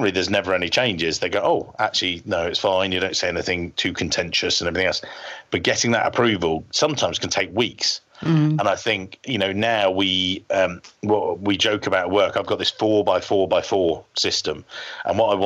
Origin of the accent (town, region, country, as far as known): England, United Kingdom